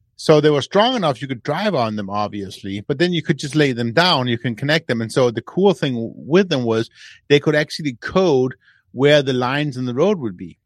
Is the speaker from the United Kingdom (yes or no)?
no; Denmark; moved away; I'm from Denmark.